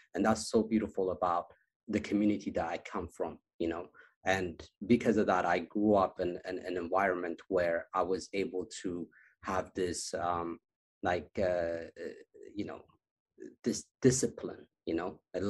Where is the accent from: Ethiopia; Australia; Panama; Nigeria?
Ethiopia; Addis Ababa; moved away; also born or lived in Las Vegas, United States; I was born in Ethiopia, in Addis Ababa, the capital, and a small neighborhood, you know, and it's called Kazanchis.